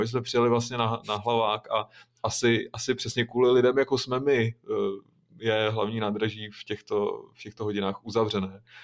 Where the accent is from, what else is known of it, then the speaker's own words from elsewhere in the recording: Šluknov Hook, Ústí nad Labem Region, Czechia; já pocházím ze Šluknovského výběžku